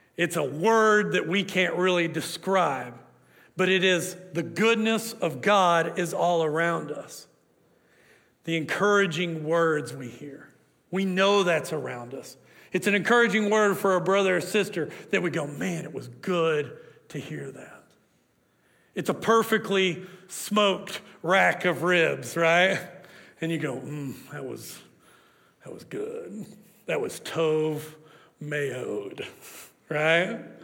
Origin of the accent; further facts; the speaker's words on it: Oklahoma, United States; I'm from Oklahoma